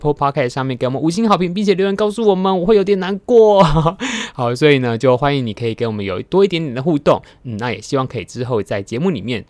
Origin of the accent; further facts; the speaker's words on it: Taiwan; 我们台湾人自己